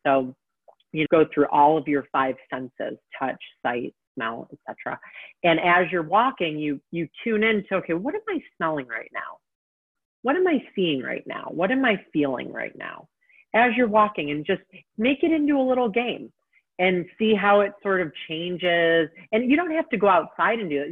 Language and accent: English; Detroit, Michigan, United States; now in Texas, United States; my home state of Michigan. I don't live there currently, but I'm from Detroit